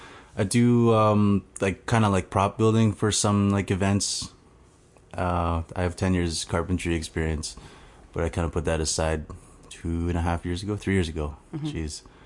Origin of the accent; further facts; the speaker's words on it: Cross Lake, Manitoba, Canada; I am Cree from Swampy Cree from Treaty 5. Cross Lake is the reserve that's 8 hours north of Winnipeg. Yeah. That's where I'm from.